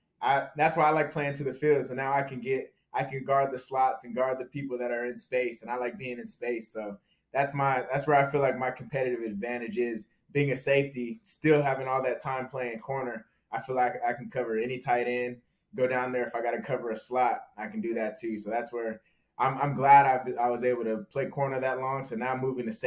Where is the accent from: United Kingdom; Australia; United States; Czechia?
United States; Southern California; moved away as an adult; now in Minnesota, United States; I grew up in Southern California